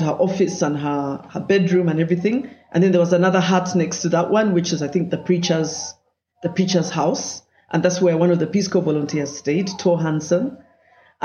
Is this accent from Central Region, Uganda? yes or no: yes; Kampala, Central Region, Uganda; I grew up in Kampala